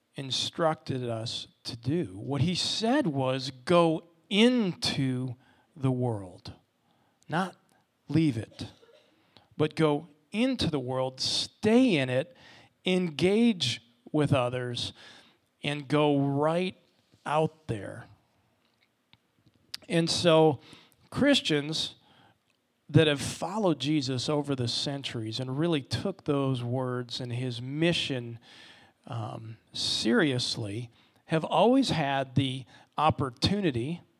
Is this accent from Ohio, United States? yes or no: yes; Ohio, United States; now in Orlando, United States; We're from Ohio. I'm a hockey player. There wasn't a lot of appeal to Orlando based on a couple things and kind of my upbringing.